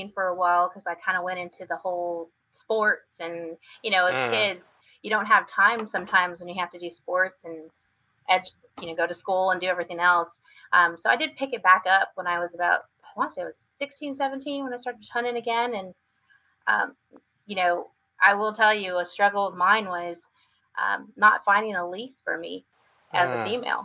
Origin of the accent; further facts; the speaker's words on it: San Antonio, Texas, United States; also born or lived in Washington State; I was born in San Antonio, born and raised my first 6 years of my life, and then we moved to Washington State for about another 6 years, and then came back to Texas